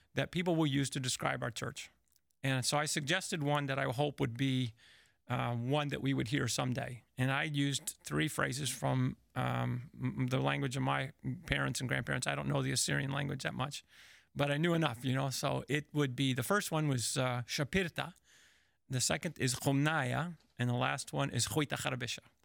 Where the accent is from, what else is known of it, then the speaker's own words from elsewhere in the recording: Chicago, Illinois, United States; now in Indianapolis, United States; I was from Chicago